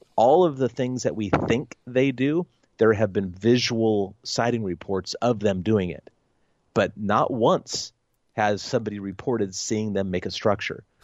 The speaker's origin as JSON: {"language": "English", "region": "Oregon", "country": "United States", "tie": "born or raised there", "said": "my home state of Oregon"}